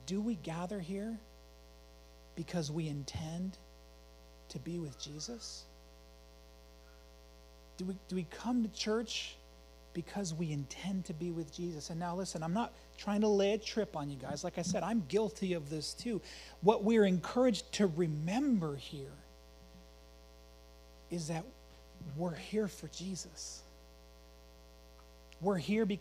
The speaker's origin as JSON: {"language": "English", "town": "Emmett", "country": "United States", "tie": "born or raised there", "said": "I grew up in Emmett"}